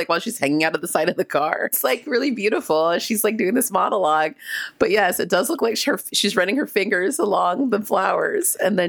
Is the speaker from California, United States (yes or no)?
yes; San Diego area, California, United States; my dad would go to car country like Carlsbad where we grew up in San Diego area.